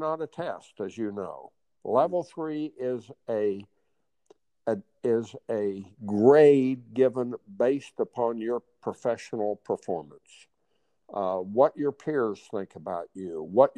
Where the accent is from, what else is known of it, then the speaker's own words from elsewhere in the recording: Hutchinson, Kansas, United States; the golf course I learned how to play golf on in my hometown of Hutchinson, Kansas.